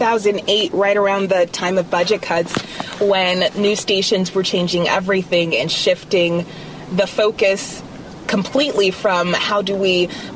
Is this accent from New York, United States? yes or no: no; Alaska, United States; moved away as an adult; I'm definitely from Alaska. I grew up there, elementary, middle, and high school, and moved away for college and only moved back